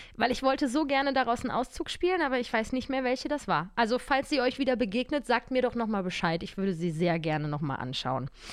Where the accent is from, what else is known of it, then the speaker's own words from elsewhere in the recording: Cologne, North Rhine-Westphalia, Germany; now in Berlin, Germany; Ich komme ja auch aus Köln.